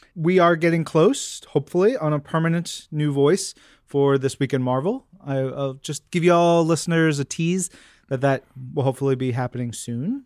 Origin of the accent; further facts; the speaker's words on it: New York, United States; I'm a New Yorker.